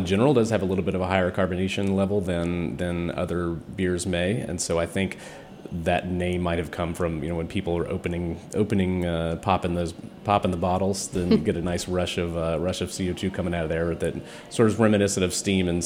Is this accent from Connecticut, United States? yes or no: no; East Tennessee, United States; moved away as an adult; also born or lived in Nashville; now in Washington, D.C., United States; I grew up in East Tennessee